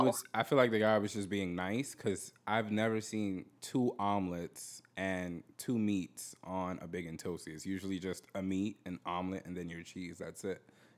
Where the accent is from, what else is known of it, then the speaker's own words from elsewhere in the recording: New York City, New York, United States; I'm from New York City.